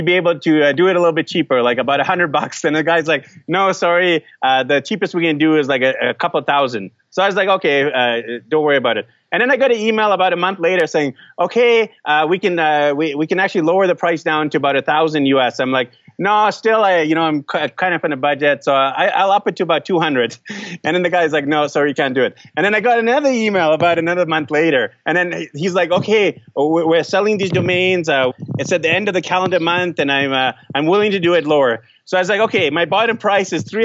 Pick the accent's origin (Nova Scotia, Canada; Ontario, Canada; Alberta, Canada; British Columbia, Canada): British Columbia, Canada; Vancouver; I'm actually from Vancouver, BC, Canada